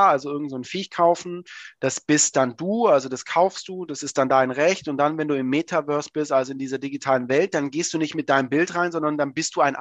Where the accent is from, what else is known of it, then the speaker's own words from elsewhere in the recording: Swabia, Germany; also ich bin ja Schwabe